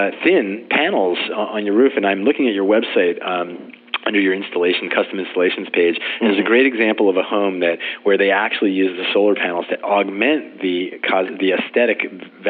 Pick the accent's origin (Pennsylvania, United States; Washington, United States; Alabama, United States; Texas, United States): Pennsylvania, United States; also born or lived in Philadelphia area; now in Santa Rosa, United States; Pennsylvania, my home state